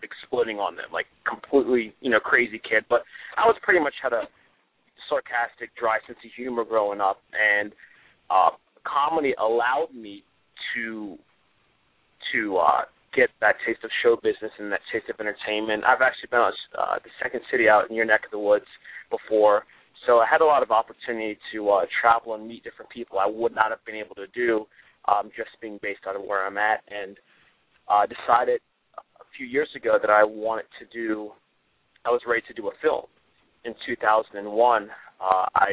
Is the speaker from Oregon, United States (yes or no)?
no; Greencastle, Pennsylvania, United States; also born or lived in Hartford, Connecticut / West Hartford, Connecticut; For the most part, I grew up in Pennsylvania, originally from Hartford, Connecticut